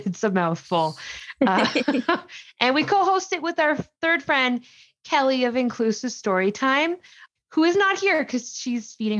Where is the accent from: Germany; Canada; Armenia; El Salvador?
Canada; I'm Canadian.